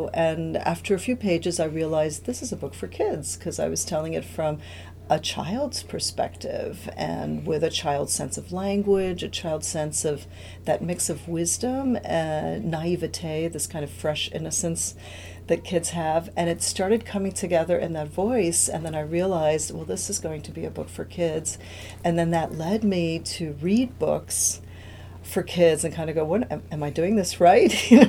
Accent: New York, United States; English is a second language; also born or lived in Cuba; I am an immigrant from Cuba. I arrived as a child to New York and had to learn English, had to learn, you know, a whole new way of doing things in the United States.

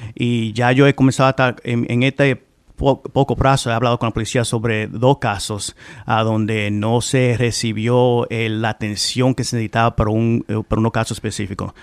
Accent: Providence, Rhode Island, United States; yo soy hijo de Providence, no nací aquí, llegué aquí a los nueve años

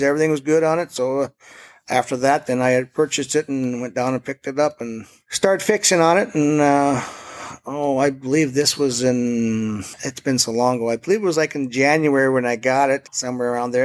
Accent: Forbes, North Dakota, United States; I am from Forbes, uh, got my own little business.

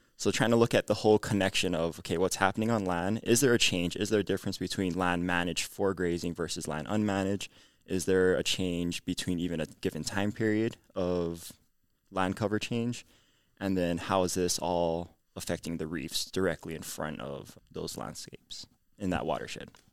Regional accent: Honolulu, Hawaii, United States; moved away as an adult; now in Provo, United States; I'm from Nuuanu, Oahu. So Hawaii

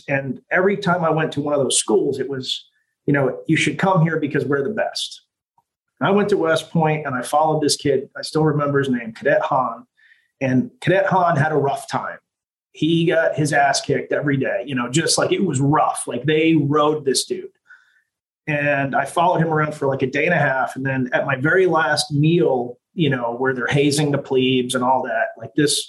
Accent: Italy; now in United States; I grew up, you know, I was born in America, but I grew up in Italy.

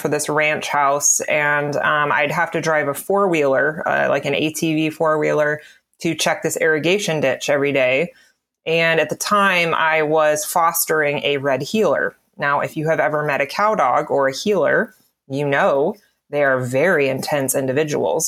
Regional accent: the South, United States; I have Appalachian, Pennsylvania Dutch, and I was raised in the South

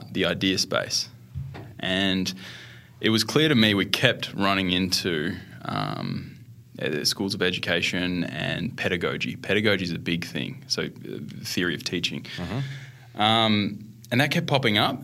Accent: Melbourne, Victoria, Australia; moved away as an adult; also born or lived in Western Australia; I grew up in Australia

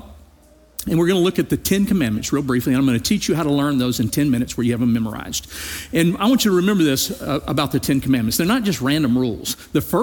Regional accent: Louisiana, United States; I grew up in Louisiana. It's a small rural town

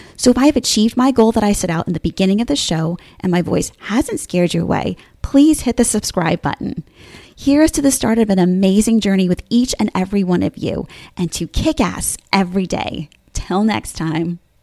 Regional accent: Bergen County, New Jersey, United States; moved away as an adult; now in Williamsburg, United States; I'm originally from New Jersey, Bergen County to be exact, and have now lived in Williamsburg, Virginia for the last fifteen and a half years

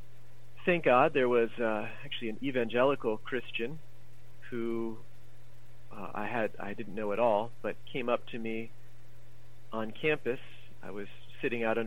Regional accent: United States; I grew up in America

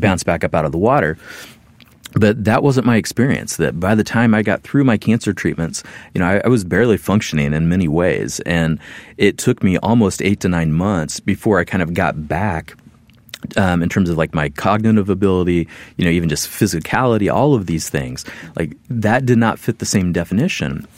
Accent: Midwest, United States; moved away as an adult; I'm a Midwesterner.

